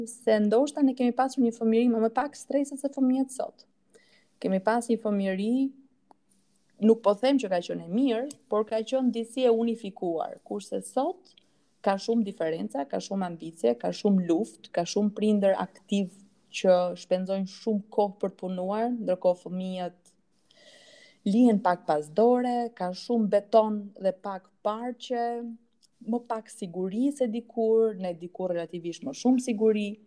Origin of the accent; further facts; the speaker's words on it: Korçë, Korçë County, Albania; moved away; also born or lived in northern Albania; Un vet jam nga Korça si si origjin.